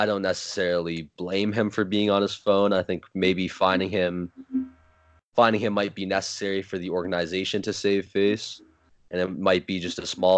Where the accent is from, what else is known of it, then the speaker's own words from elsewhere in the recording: Toronto, Ontario, Canada; I'm from Toronto